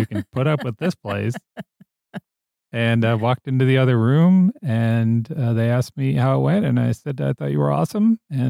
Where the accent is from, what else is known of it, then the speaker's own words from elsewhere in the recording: Grand Rapids, Michigan, United States; born there; I was born in Grand Rapids. My parents and I moved 13 times before I was 13 years old.